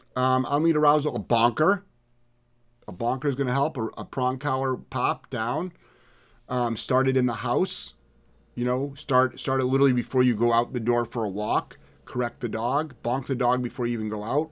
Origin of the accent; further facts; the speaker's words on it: Ohio, United States; moved away; I'm from Ohio originally